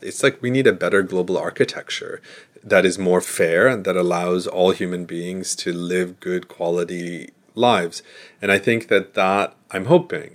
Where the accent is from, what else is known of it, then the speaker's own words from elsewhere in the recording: United States; I'm an American